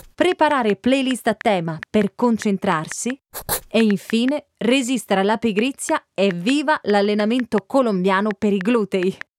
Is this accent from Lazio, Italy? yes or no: no; Sicily, Italy; Sono siciliana